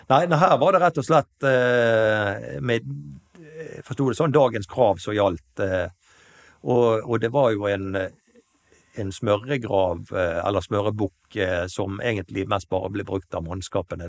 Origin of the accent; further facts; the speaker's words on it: Kalandseid, Vestland, Norway; moved away as an adult; also born or lived in Nyparadis, Bergen; now in Bergen, Norway; Jeg er opprinnelig fra Kalandseid